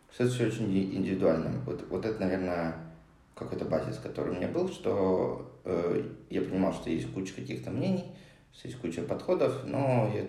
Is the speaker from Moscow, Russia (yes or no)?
yes; Moscow, Russia; moved away as an adult; also born or lived in Hong Kong / Japan; now in Cyprus; Я родился в Москве, а, где прожил до 26 лет.